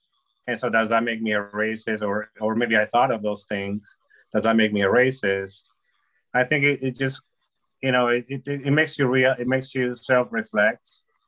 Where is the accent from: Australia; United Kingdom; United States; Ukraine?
United States; born there; I mm-hmm. was born in America.